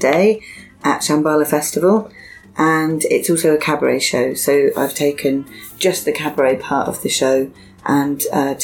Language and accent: English; Bristol, South West England, United Kingdom; My hometown is Bristol